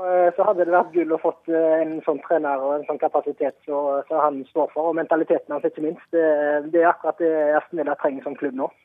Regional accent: Haugesund, Rogaland, Norway; jeg er fra Haugesund nå

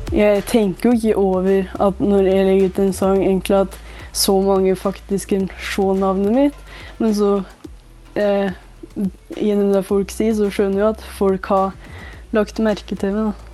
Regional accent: Hedalen, Innlandet, Norway; Jeg kommer fra Hedalen i Nord-Gudbrandsdalen

